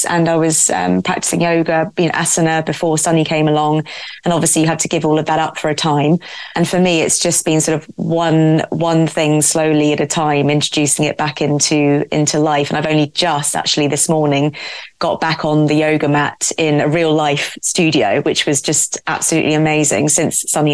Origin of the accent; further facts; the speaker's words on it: Surrey, South East England, United Kingdom; moved away as an adult; also born or lived in London; back to my roots where I'm from in Surrey, and my mum and dad are 20 minutes down the road